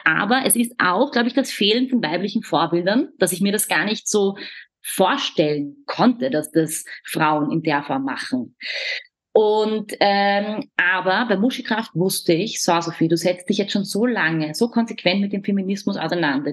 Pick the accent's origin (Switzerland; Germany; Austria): Austria; Vienna; bei uns in Wien